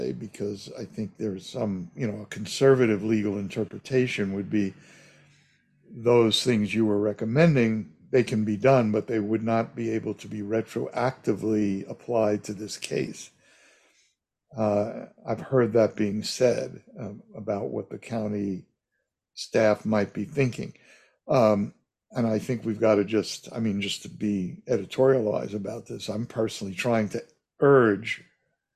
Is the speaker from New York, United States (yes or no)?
yes; New York, United States; now in California, United States; I grew up in New York